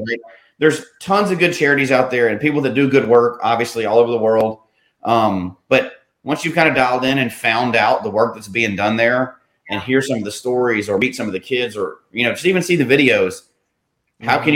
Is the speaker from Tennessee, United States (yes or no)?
yes; Memphis, Tennessee, United States; moved away; I'm from Memphis originally